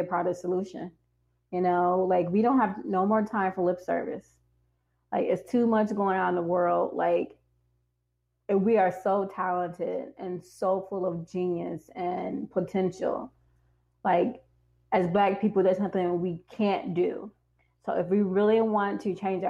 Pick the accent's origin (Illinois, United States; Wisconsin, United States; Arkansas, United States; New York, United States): Illinois, United States; Harvey; moved away; also born or lived in South Side of Chicago; I would say Harvey, they probably don't know where Harvey is, of course. I'd say, you know, it's a suburb of Chicago